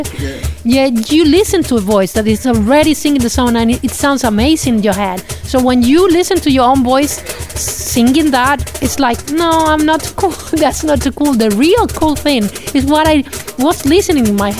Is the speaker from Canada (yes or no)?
no; Cuba; English is a second language; moved away as an adult; also born or lived in Russia; now in Barcelona, Spain; I come from Russia. I was born there. My mother is from Cuba and my father from Ethiopia. I was raised in Cuba.